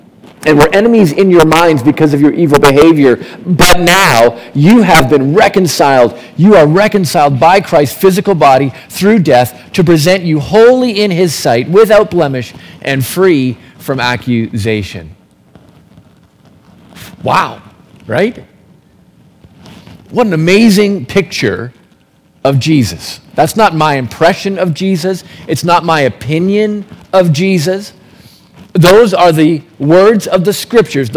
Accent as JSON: {"language": "English", "town": "Milton", "region": "Ontario", "country": "Canada", "tie": "born or raised there", "also_born_or_lived": "Calgary, Canada", "moved": "as an adult", "said": "I grew up in Milton"}